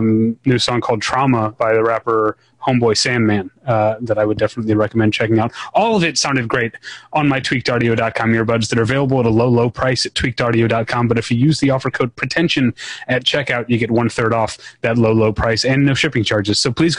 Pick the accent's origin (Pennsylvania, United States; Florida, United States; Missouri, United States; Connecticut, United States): Missouri, United States; St. Louis; my hometown paper, the St. Louis Post-Dispatch.